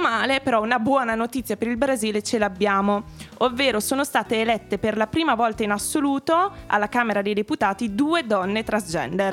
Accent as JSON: {"language": "Italian", "region": "Emilia-Romagna", "country": "Italy", "moved": "yes", "lives_now": "Milan, Italy", "said": "io sono romagnola"}